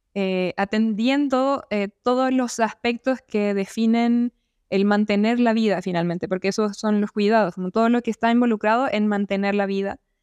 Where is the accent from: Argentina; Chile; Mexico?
Chile; yo soy arquitecta chilena